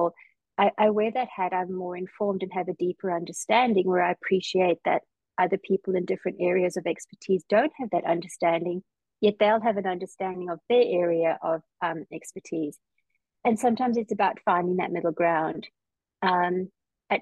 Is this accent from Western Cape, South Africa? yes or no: no; Johannesburg, Gauteng, South Africa; now in Perth, Australia; I did grow up in sort of the more suburban city of Johannesburg